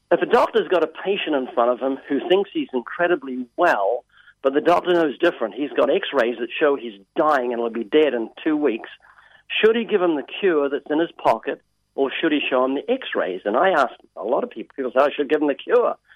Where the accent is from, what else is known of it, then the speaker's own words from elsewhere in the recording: Texas, United States; Now, this, I'm actually from Texas. I fake this just to get people to listen.